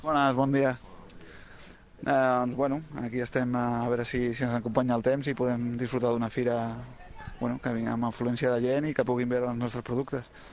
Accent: Portugal; Catalan is a second language; moved away as an adult; now in Arbúcies, Spain; soc portuguès

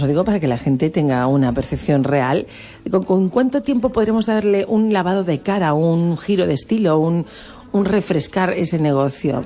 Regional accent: Balearic Islands, Spain; ¿Cómo somos los Baleares?

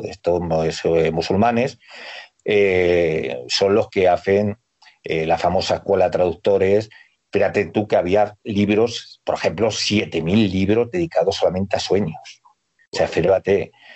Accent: Toledo, Castilla-La Mancha, Spain; soy un toledano de pro

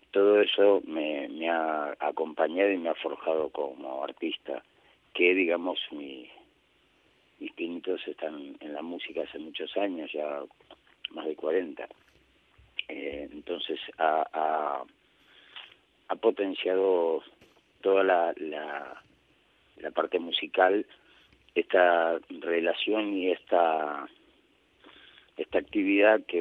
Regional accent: Buenos Aires, Argentina; en mi ciudad natal, Buenos Aires

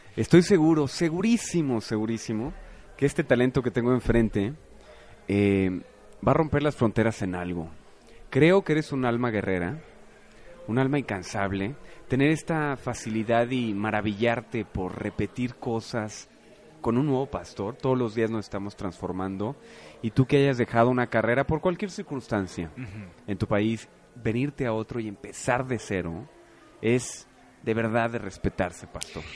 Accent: Mexico; nosotros como mexicanos

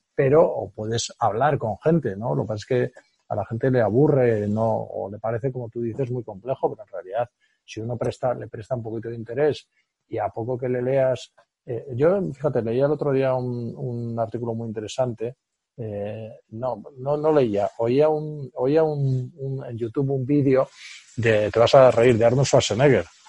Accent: Spain

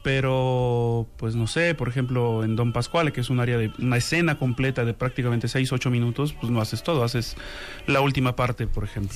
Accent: Xalapa, Veracruz, Mexico; yo soy originario de Jalapa, Veracruz

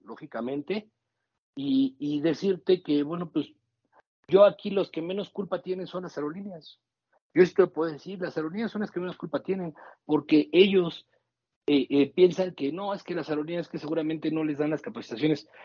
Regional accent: Mexico; also born or lived in Toluca

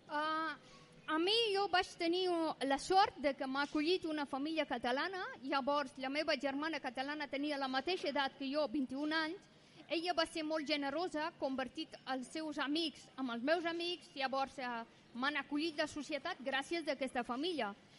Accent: Afghanistan; moved away; jo sóc d'Afganistan

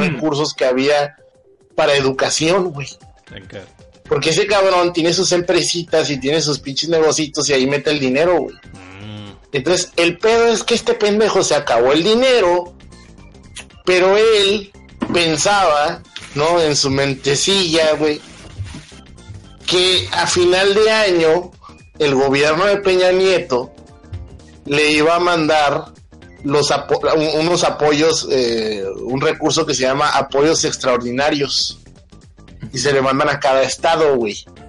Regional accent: Mexico; somos culos los mexicanos

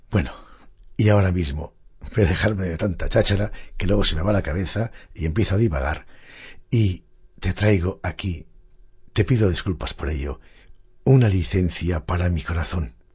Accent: Asturias, Spain; moved away; Al menos a mí, que siendo asturiano y estando fuera de mi querida tierra, escuchar estas cosas es como un verdadero bálsamo para mi corazón.

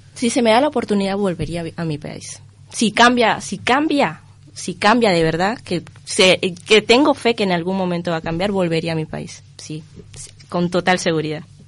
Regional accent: Venezuela; moved away as an adult; now in Uruguay; somos muy caribeños, muy, muy animados

